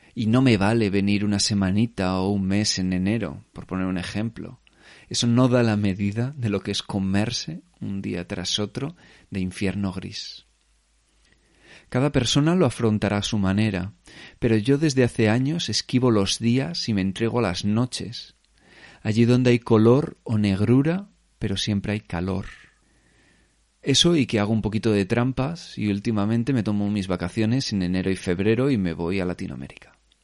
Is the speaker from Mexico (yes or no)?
no; Spain; moved away as an adult; now in Berlin, Germany; como yo creo que mucha gente española